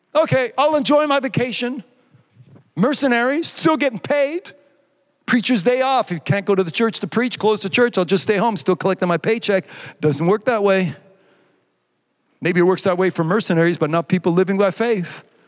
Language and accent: English; Quebec, Canada; I'm a Quebecer or because my accent's funny